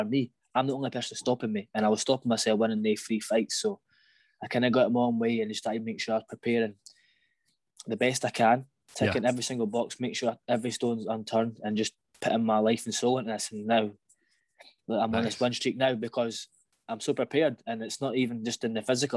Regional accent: Falkirk, Scotland, United Kingdom; I grew up in Falkirk. I've kind of always lived in the same house in the same place.

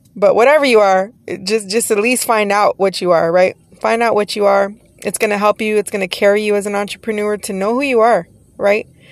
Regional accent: Texas, United States; now in Los Angeles County, United States; I am from Texas originally

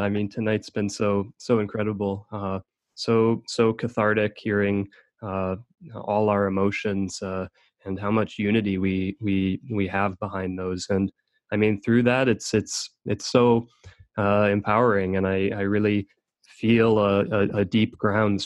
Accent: Minnesota, United States; moved away as an adult; I grew up in Minnesota and only left that area about a year ago

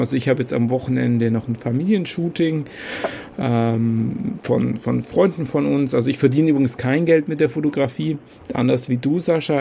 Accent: Kempten, Bavaria, Germany; now in Würzburg, Germany; ursprünglich komme ich gar nicht aus Würzburg, sondern aus Kempten im Allgäu.

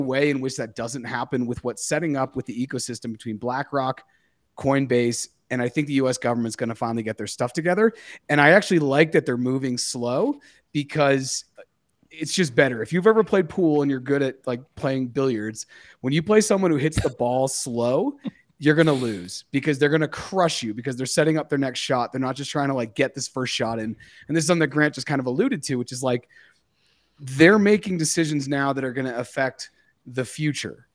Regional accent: United States; Growing up in the United States in the nineties, raised by parents who were raised by their parents

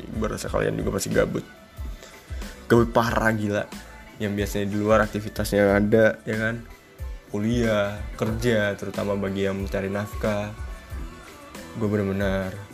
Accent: Indonesia; kita, bangsa Indonesia

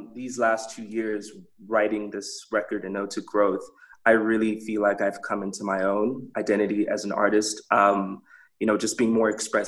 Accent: Botswana; growing up in Botswana

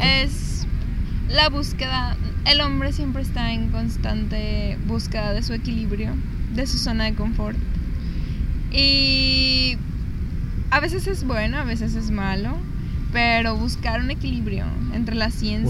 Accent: Zacatecas, Mexico; moved away; yo que soy de Zacatecas, que, que por ciertas circunstancias me vine para acá

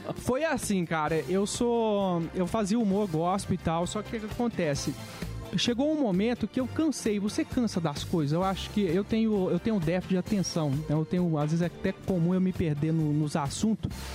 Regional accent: Minas Gerais, Brazil; also born or lived in Rondônia / Belo Horizonte / Betim; eu nasci em Rondônia, cara, mas eu não vi, vivi muito tempo lá na minha infância, né? Eu fui criado em Minas, a minha mãe veio pra cá.

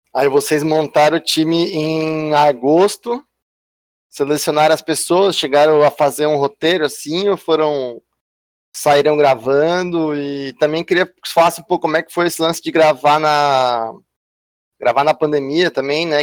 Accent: Criciúma, Santa Catarina, Brazil; eu sou de Criciúma

